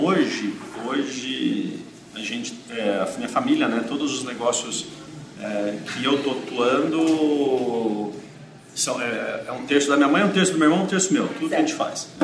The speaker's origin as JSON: {"language": "Portuguese", "town": "Mogi Mirim", "region": "São Paulo", "country": "Brazil", "moved": "as an adult", "lives_now": "Campinas, Brazil", "said": "Eu, na realidade, sou de Mogi, Mirim, aqui perto, né? Aí eu com 19 anos eu fui para São Paulo"}